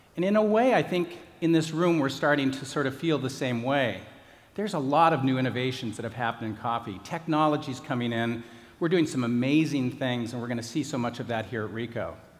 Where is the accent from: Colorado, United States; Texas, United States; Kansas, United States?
Colorado, United States; I grew up in Colorado.